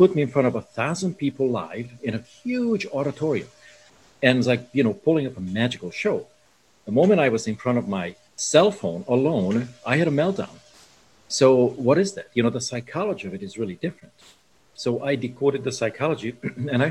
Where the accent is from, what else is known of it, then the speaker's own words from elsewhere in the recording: Budapest, Hungary; moved away; I was born in Budapest in Hungary